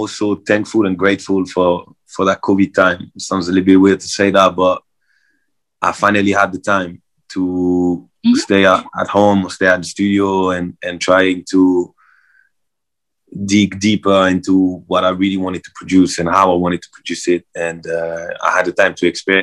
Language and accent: English; Marseille, Provence-Alpes-Côte d'Azur, France; I'm from Marseille, south of France, so I grew up at the beach, so I'm a beach boy.